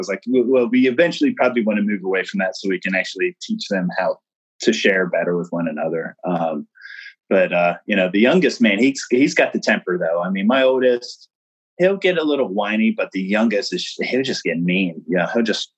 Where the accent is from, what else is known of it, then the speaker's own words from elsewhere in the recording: Maryland, United States; I grew up in Maryland